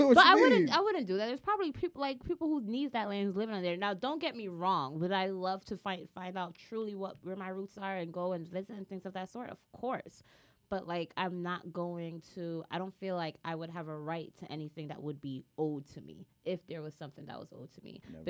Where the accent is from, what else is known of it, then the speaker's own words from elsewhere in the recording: United States; I'm American, that's the first thing they're going to be looking at me.